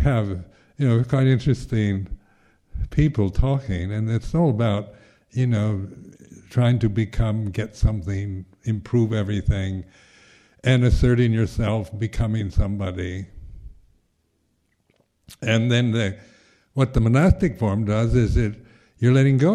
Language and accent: English; United States; being American